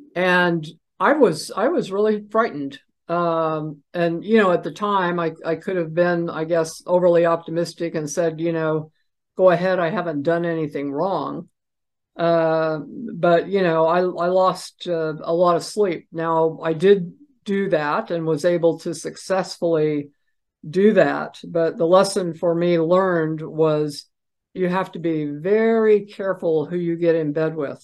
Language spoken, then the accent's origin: English; Idaho, United States; idaho plates which is where i was raised after my dad retired from the military